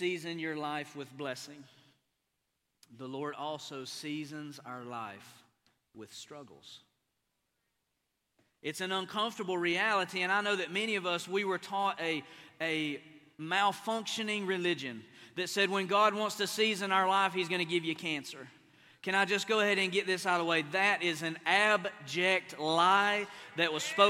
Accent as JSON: {"language": "English", "region": "Appalachia", "country": "United States", "moved": "as an adult", "lives_now": "Oklahoma, United States", "said": "I'm an East Coast boy. I'm an Appalachian boy"}